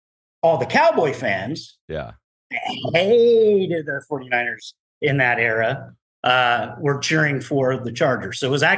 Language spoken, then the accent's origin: English; Durango, Colorado, United States; So in 1988, I moved from Durango, Colorado, to a small town in Imperial Valley, California, called Calipatria.